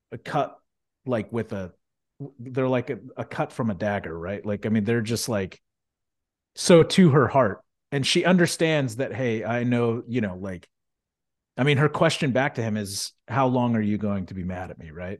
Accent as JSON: {"language": "English", "town": "Houston", "region": "Texas", "country": "United States", "tie": "born or raised there", "also_born_or_lived": "Sugar Land, Texas", "said": "Filmed in Houston, Texas. Shout out to my hometown"}